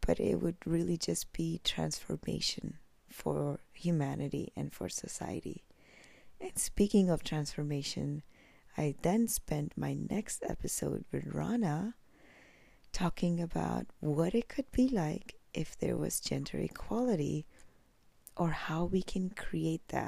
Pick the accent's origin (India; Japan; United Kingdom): India; moved away; I was born in India